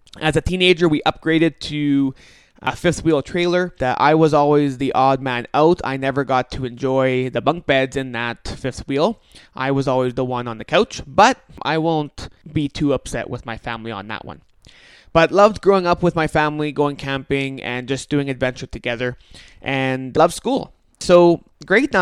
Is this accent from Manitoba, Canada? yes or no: yes; St. Andrews, Manitoba, Canada; I actually grew up in St. Andrews, a municipality just north of Winnipeg